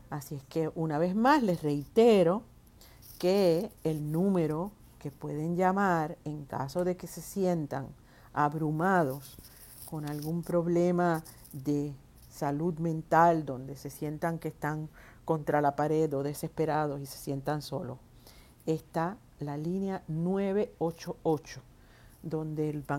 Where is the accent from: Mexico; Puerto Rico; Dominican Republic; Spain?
Puerto Rico; San Lorenzo; Soy parte del Club Amigos de Etnita aquí en Puerto Rico. Soy de San Lorenzo.